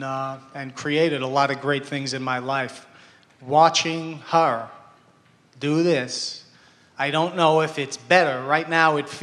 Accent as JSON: {"language": "English", "region": "New Jersey", "country": "United States", "said": "we're from New Jersey."}